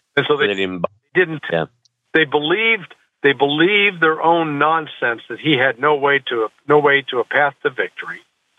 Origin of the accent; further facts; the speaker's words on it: Missouri, United States; I'm from Missouri. JP is not. So I'm on the show me state